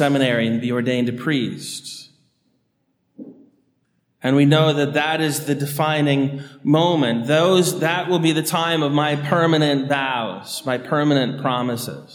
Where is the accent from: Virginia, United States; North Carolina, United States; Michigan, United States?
Virginia, United States; Annandale; growing up on Tobin Road in Annandale, just behind Epiphany of Our Lord off Woodburn, which is where Fairfax Hospital meets the intersection of Gallows and Woodburn